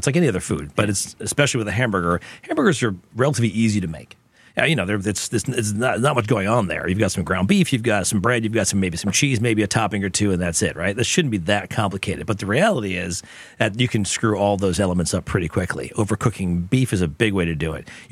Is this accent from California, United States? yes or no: no; Long Island, New York, United States; I grew up on the Chester, which was the patty melt version of what we had from Long Island